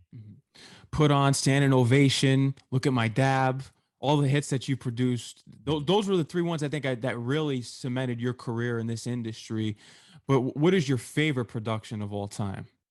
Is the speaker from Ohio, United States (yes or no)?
no; New York, United States; I grew up in New York, and we know how New York is